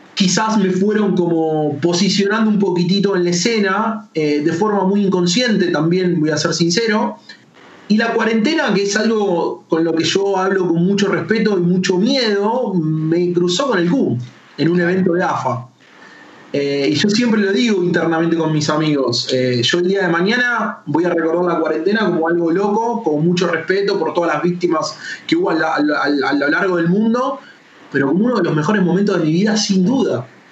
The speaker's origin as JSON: {"language": "Spanish", "country": "Argentina", "said": "soy embajador argentino"}